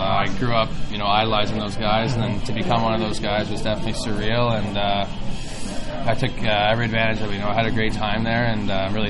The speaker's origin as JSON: {"language": "English", "town": "Ottawa", "region": "Ontario", "country": "Canada", "tie": "born or raised there", "said": "sign with my hometown team, 67s in the OHL"}